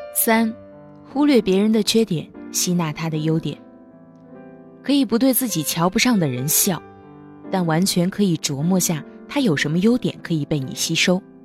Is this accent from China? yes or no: yes; northern China, China; 我是北方人，以前口味偏重，好吃肉